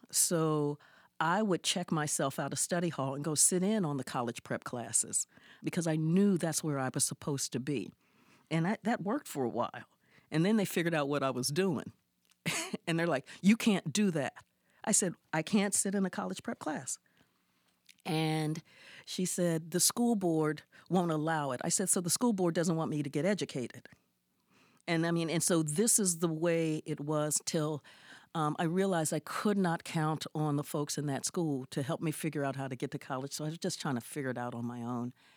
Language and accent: English; Columbus, Ohio, United States; I grew up in Columbus, Ohio, and we got to Columbus, Ohio, uh, the long way.